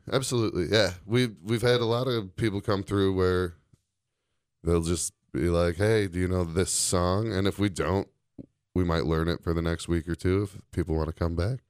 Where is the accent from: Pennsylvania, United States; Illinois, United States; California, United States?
Illinois, United States; Chicago; moved away as an adult; now in Door County, United States; I'm from Chicago